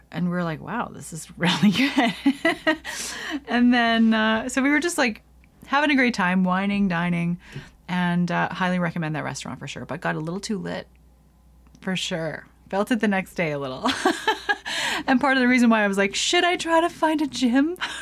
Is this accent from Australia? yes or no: no; Canada; I'm going into Quebec as a Canadian